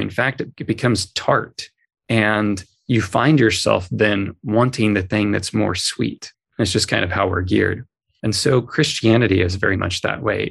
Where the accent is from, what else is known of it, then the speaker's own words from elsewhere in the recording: Southern California, United States; moved away; I was born in Southern California